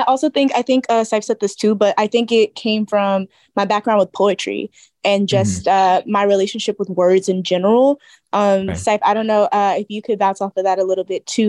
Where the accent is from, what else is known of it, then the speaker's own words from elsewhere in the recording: Georgia, United States; also born or lived in Brooklyn, New York; now in New York City, United States; I am originally from Georgia, based out of Brooklyn, New York.